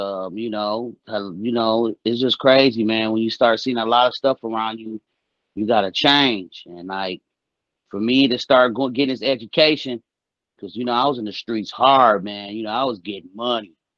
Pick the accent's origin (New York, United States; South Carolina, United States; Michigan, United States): Michigan, United States; Flint; I grew up in Flint, my whole life in Flint